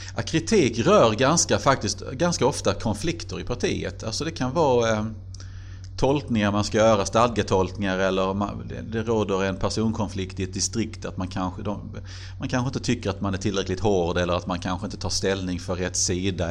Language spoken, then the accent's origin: Swedish; Helsingborg, Skåne, Sweden; moved away as an adult; also born or lived in Glumslöv; now in Karlskrona, Sweden; det är väl ändå Helsingborg som alltid har varit min hemstad